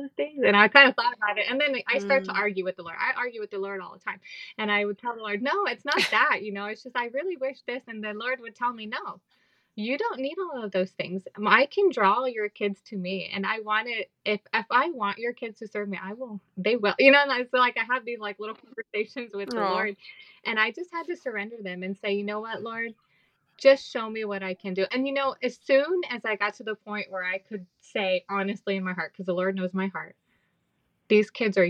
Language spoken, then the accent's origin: English; United States; moved away as an adult; now in Belize; I don't know if I'm Mexican, if I'm American, if I'm Belizean